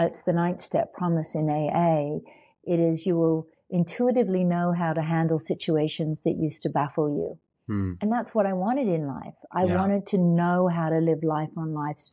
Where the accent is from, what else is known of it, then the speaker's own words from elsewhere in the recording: Australia; moved away as an adult; I came from Australia and I came to America